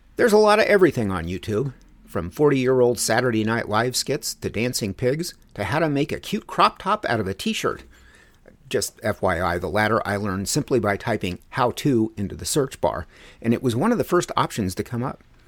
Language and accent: English; Denver, Colorado, United States; moved away; my hometown of Denver